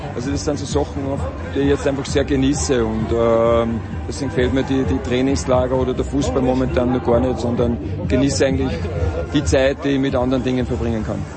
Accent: Austria; wir als Österreicher, denke ich, gerade was Skifahren angeht, äh, das gehört dazu, so wachsen wir auf

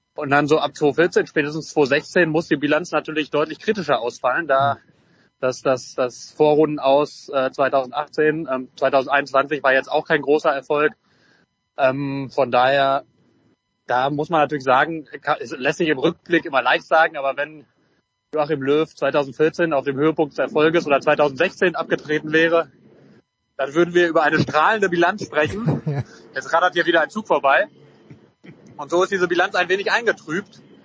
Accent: North Rhine-Westphalia, Germany; als Westfale

